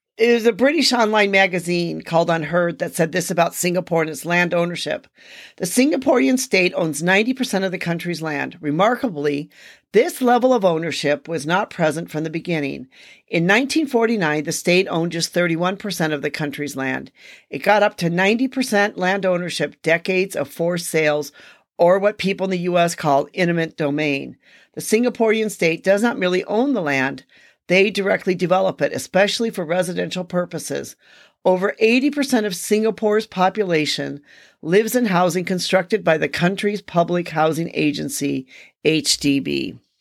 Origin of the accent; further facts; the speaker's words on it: United States; me being an American